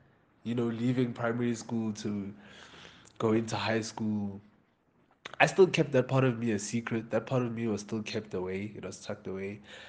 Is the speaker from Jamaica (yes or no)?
yes; Jamaica; he started mentioning the fact that I'm Jamaican to some people, right?